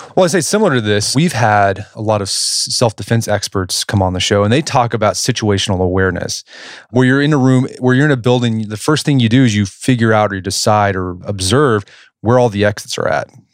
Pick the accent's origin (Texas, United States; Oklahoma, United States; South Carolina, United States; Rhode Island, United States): Oklahoma, United States; Oklahoma City; I grew up in Oklahoma City